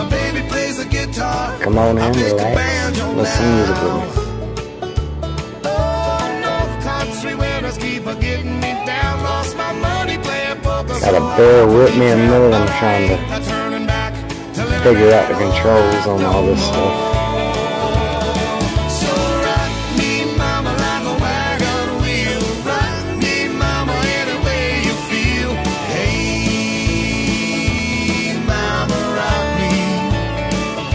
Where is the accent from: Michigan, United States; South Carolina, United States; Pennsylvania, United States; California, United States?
South Carolina, United States; I'm from South Carolina